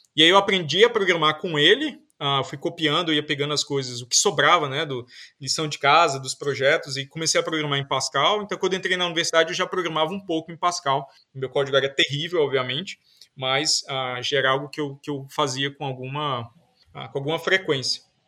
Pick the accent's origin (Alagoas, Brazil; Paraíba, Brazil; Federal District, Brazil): Paraíba, Brazil; João Pessoa; moved away as an adult; also born or lived in Campina Grande / Brasília; Eu, eu nasci em Campina Grande, morei boa parte da minha vida em João Pessoa, na Paraíba, fiz vestibular lá